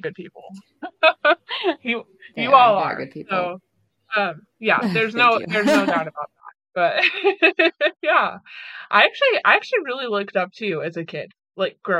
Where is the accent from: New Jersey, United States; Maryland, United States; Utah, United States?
Utah, United States; moved away; growing up in Utah